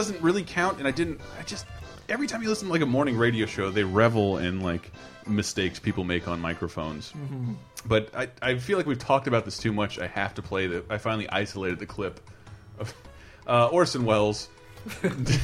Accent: the South, United States; growing up in the South.

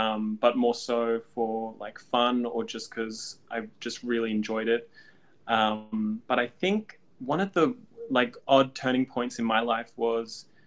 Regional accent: Canberra, Australian Capital Territory, Australia; moved away as an adult; also born or lived in Melbourne; build a career here in Australia from growing up in Canberra

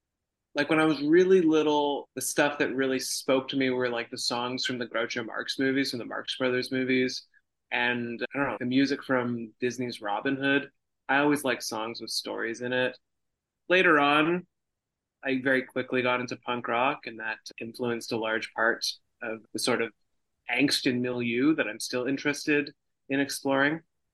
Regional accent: Toronto, Ontario, Canada; So I grew up in Toronto. I've taken a few little departures here and there and lived in other parts of the world, but mostly I've been based in Toronto my entire life.

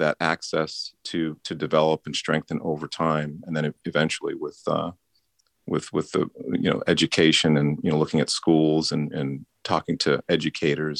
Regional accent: Ohio, United States; I was born in 1968 to a white woman and a black man in Ohio

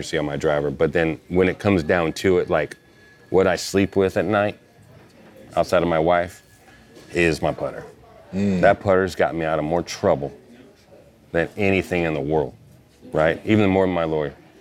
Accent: St. Louis, Missouri, United States; also born or lived in Iowa / Southern California; now in California, United States; I'm from, I grew up in Iowa and then St. Louis

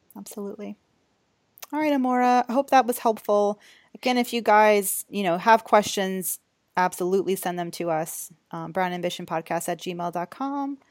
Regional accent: Georgia, United States; now in New York, United States; I'm from Georgia

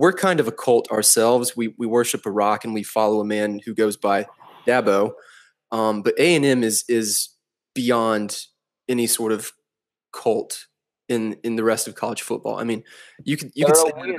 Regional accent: the South, United States; I'm from the South

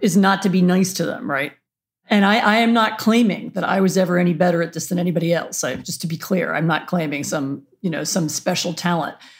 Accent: Washington, District of Columbia, United States; moved away; I grew up in Washington, D C

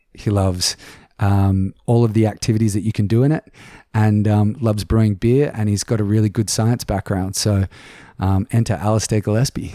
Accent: Sydney, New South Wales, Australia; moved away as an adult; now in Lord Howe Island, Australia; I grew up in Sydney

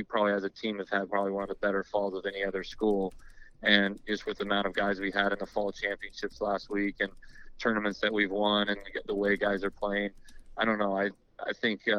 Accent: Riverside, California, United States; moved away as an adult; also born or lived in Lubbock, Texas; I'm from Riverside, California, so which is 60 miles east

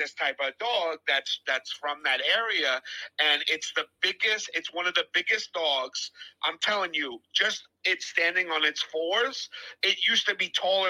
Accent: Newfoundland and Labrador, Canada; Yeah, so I'm from Newfoundland.

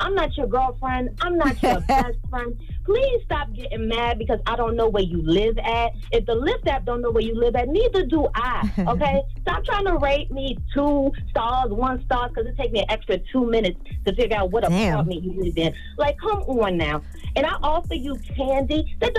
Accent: Maryland, United States; I have been getting lost in, like, the D.C., Virginia area. I'm from Maryland.

